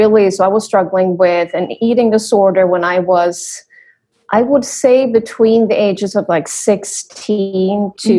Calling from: Sweden; Yes, so I am right now back in Sweden.

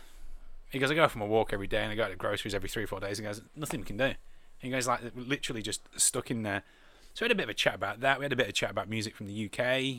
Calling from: Australia; I'm phoning from Australia.

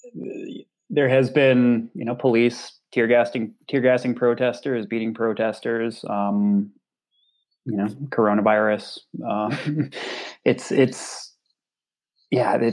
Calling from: Portland, Oregon, United States; Well, I'm I'm I'm calling from Portland, Oregon.

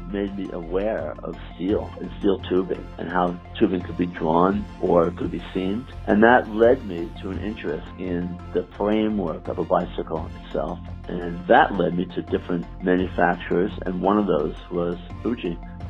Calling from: New York, United States

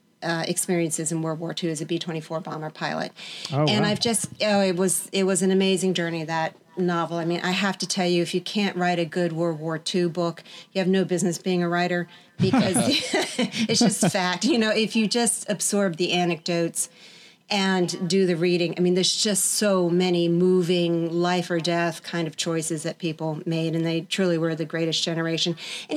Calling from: Virginia, United States; From Virginia, just outside Washington, D.C.

